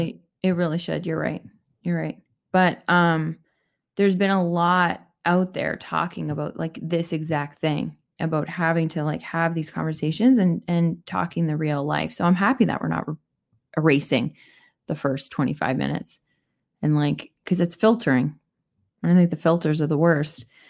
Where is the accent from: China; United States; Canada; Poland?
Canada; I'm Canadian